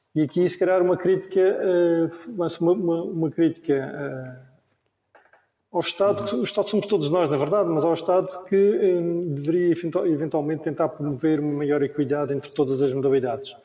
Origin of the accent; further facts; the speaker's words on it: Madeira, Portugal; nasci no sítio certo, na, na, altura certa, que eu sou da Ilha da Madeira, nasci aqui